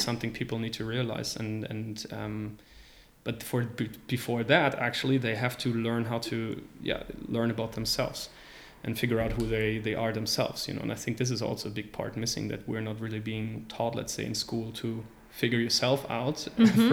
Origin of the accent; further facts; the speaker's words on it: Rostock, Mecklenburg-Vorpommern, Germany; moved away as an adult; now in Luxembourg; I'm originally from Germany. I've been living in Luxembourg for five years now. And, uh, I'm actually originally from a small city called Rostock, right at the coast of the Baltic Sea